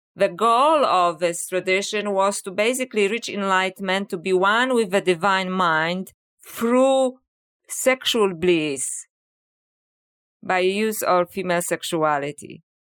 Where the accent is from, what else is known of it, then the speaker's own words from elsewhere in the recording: Poland; English is a second language; moved away; people may wonder about my accent. So, uh, yes, I was born in Poland